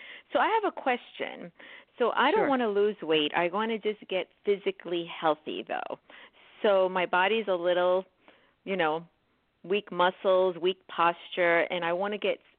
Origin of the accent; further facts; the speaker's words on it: New York, United States; I am a New Yorker, baby.